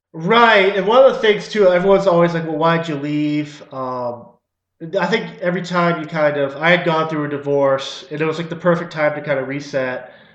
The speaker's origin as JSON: {"language": "English", "town": "Wellesley", "region": "Massachusetts", "country": "United States", "tie": "born or raised there", "also_born_or_lived": "Haverhill, Massachusetts / Ashland, Massachusetts / Groton, Massachusetts"}